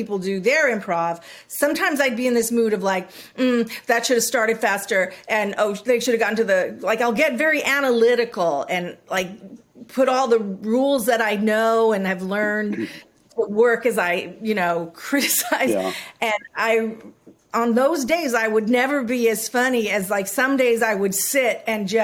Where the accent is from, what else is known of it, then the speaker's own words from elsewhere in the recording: Hawaii, United States; I grew up in Hawaii